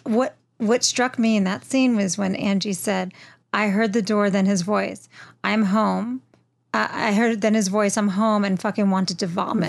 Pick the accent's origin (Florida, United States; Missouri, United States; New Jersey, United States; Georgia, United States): New Jersey, United States; Wayne; now in Los Angeles, United States